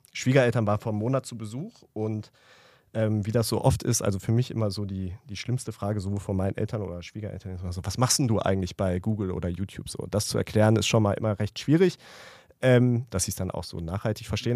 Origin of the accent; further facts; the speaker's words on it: Ruhr area, North Rhine-Westphalia, Germany; ich komme aus dem Ruhrgebiet